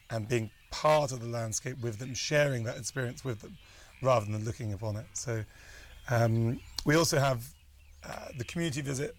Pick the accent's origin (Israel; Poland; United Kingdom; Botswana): United Kingdom; moved away as an adult; now in Kenya; I'm British